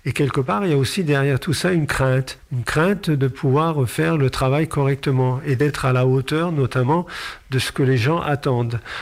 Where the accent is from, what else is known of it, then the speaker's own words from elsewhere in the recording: Sélestat, Grand Est, France; je suis né à Célestat, j'ai grandi à Célestat